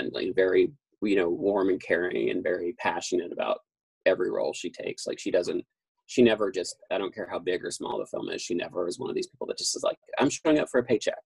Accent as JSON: {"language": "English", "region": "Kentucky", "country": "United States", "tie": "born or raised there", "moved": "yes", "said": "I grew up in Kentucky"}